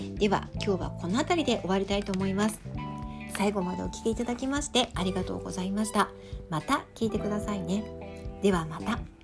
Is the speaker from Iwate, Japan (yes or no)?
no; Tokyo, Japan; now in Sapporo, Japan; 今日は私の実家東京の実家で撮影してる